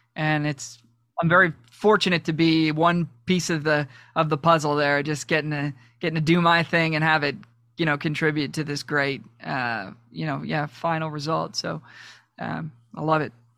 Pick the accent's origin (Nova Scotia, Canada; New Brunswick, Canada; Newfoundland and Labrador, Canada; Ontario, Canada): Ontario, Canada; Toronto; I'm from Toronto